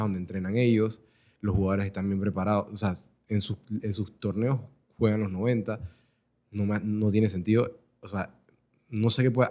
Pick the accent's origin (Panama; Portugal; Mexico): Panama; Somos, somos panameños